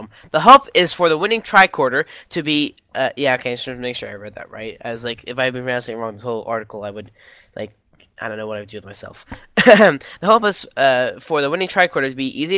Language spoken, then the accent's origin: English; Canada; I'm Canadian